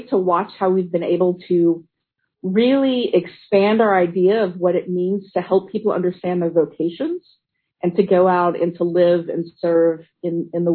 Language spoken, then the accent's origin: English; Navasota, Texas, United States; also born or lived in Georgetown, Texas; I was raised in Navasota, Texas, where my dad was pastor